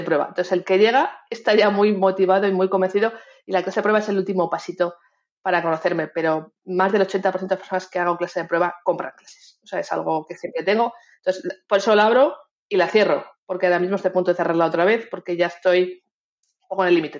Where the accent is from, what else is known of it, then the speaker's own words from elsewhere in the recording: Spain; todos los que somos como nosotros, tú y yo, españoles